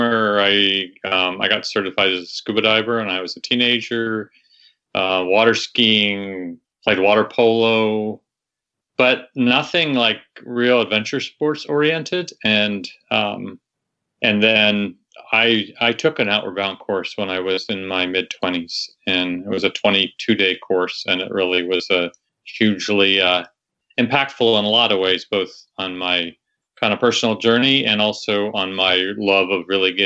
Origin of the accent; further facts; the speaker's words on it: Ohio, United States; moved away as an adult; also born or lived in Naples, Florida; now in Waimea, Hawaii, United States; I grew up in Ohio